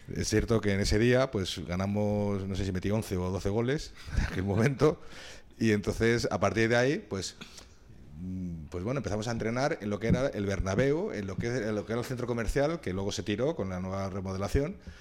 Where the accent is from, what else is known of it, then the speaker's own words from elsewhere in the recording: Madrid, Community of Madrid, Spain; Yo soy de Madrid